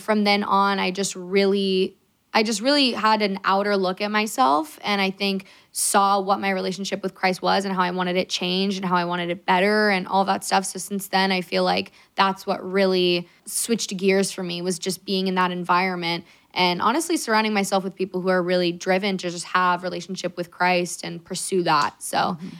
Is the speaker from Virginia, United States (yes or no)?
no; California, United States; we're from California